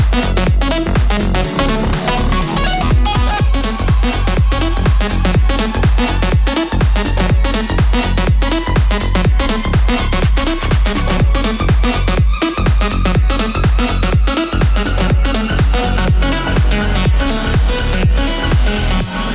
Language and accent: English; Veenendaal, Utrecht, Netherlands; here we are back in the studios in Veenendaal. It's my hometown, my home place.